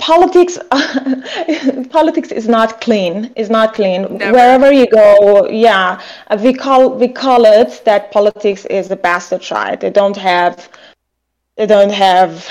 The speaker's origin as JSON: {"language": "English", "country": "Iran", "moved": "yes", "said": "I'm from Iran"}